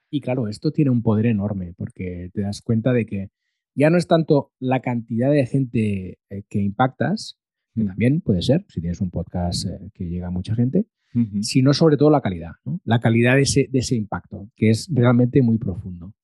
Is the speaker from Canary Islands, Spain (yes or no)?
no; Molins de Rei, Catalonia, Spain; había hecho radio local en Molins de Rey, que es mi pueblo de nacimiento